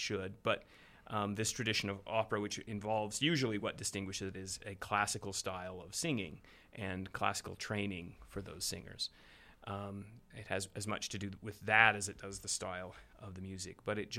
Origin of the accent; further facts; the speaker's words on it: Panguitch, Utah, United States; moved away; also born or lived in St. George, Utah / Chicago; I was born in St. George, but from age 4 to 14, I actually grew up in Panguitch, which is a very small southern Utah town. And then we moved back to St. George when I was just shy of my 14th birthday.